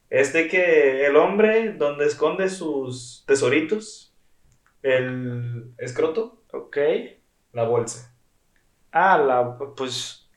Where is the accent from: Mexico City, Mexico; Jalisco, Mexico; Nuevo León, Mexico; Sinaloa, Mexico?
Nuevo León, Mexico; Monterrey; accent: regio